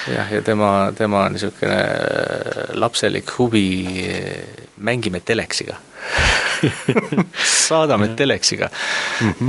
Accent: Estonia; ma olen Eestist

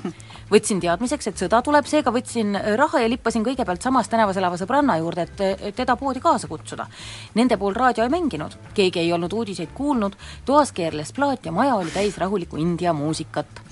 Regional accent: Tallinn, Harju County, Estonia; mina kui tallinlane

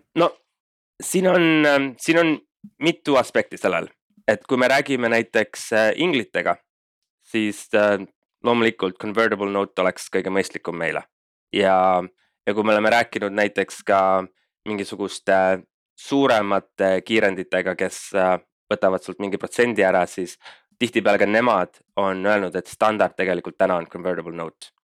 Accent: Estonia; moved away as an adult; also born or lived in Denmark; now in Berlin, Germany; kuna me kõik kolmekesi elasime Eestist eemal, siis me nagu mõistsime seda, et olgugi, et me läksime välismaale ja äh, saime kõik selle kogemuse ja õppisime tundma seda startup maastikku natuke teise külje alt, siis Eestis on noh, kodus on ikka kuidagi asjad teistmoodi

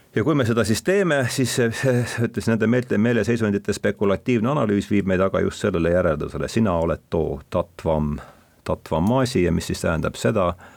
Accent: Rakvere, Lääne-Viru County, Estonia; olen pärit Rakverest

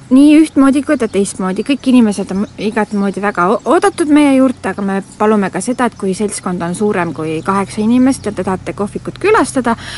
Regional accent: Nõo, Tartu County, Estonia; ma olen äh, siis Näost pärit siit lähedalt siis viis kilomeetrit ja juba väiksest peale olen siin pargis käinud

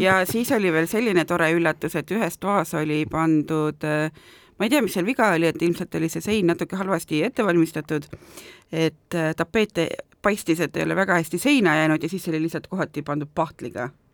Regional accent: Tartu, Tartu County, Estonia; mina olen Tartust pärit

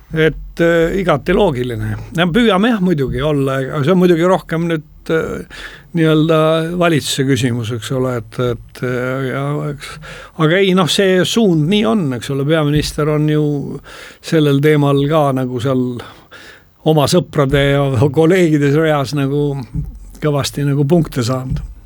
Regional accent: Estonia; Eesti inimene, põhjamaalane

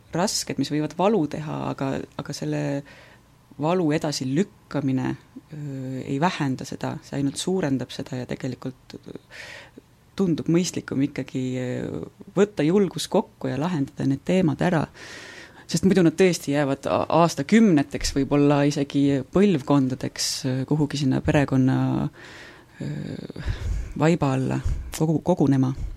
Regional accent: Võru, Võru County, Estonia; now in Viljandi, Estonia; ma olen ise Võrust pärit

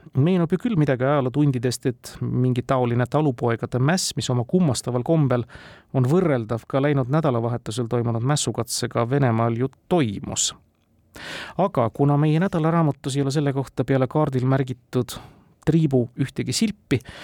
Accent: Estonia

